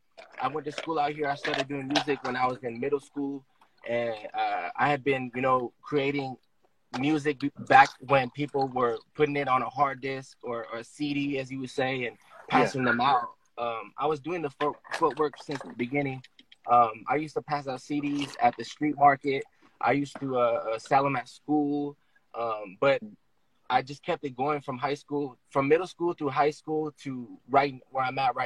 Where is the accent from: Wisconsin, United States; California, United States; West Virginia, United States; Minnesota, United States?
California, United States; Oceanside; I'm born and raised in Oceanside. I grew up in Oceanside in a section called Fireside, in Oceanside. Oceanside is very diverse. It's a developing city